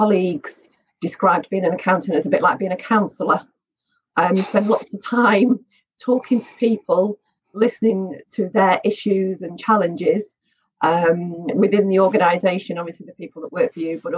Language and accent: English; Manchester, North West England, United Kingdom; I grew up in Manchester